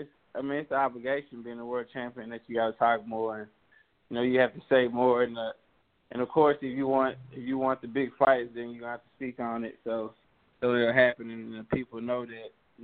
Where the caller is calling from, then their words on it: Dallas, Texas, United States; from Dallas.